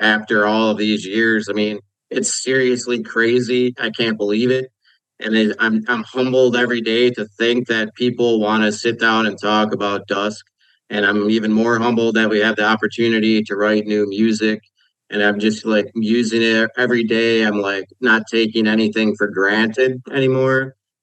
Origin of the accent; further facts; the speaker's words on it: Kenosha, Wisconsin, United States; my hometown of Kenosha